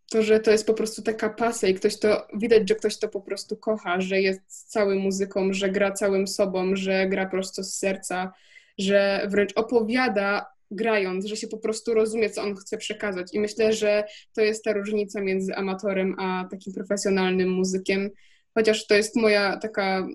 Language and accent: Polish; Wrocław, Lower Silesian Voivodeship, Poland; jestem z Wrocławia, jest taka szkoła we Wrocławiu yy, popołudniowa